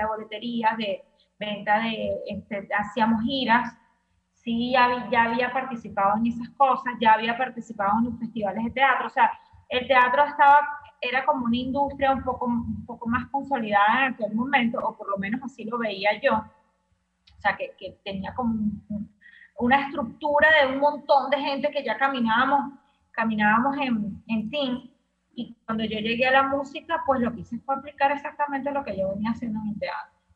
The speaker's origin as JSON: {"language": "Spanish", "country": "Venezuela"}